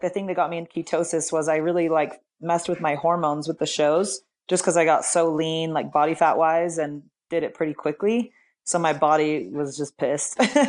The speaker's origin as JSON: {"language": "English", "town": "Salt Lake City", "region": "Utah", "country": "United States", "tie": "born or raised there", "said": "I'm in Salt Lake City, Utah. I was born and raised here"}